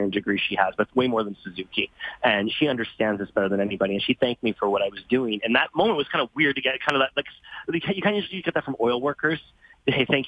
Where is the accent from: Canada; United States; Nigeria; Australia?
Canada; Fort McMurray, Alberta; I'm from Fort McMurray